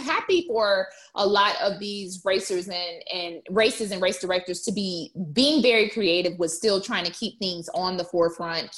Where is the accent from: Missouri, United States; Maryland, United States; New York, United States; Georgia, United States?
Georgia, United States; Atlanta; I'm born and raised in Atlanta